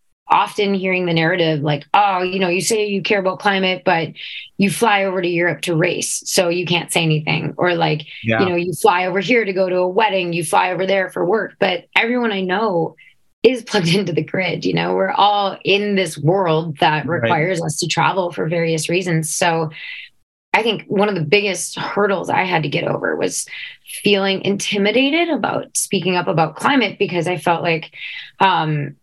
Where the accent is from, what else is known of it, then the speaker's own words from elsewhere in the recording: Afton, Minnesota, United States; I grew up in Afton, Minnesota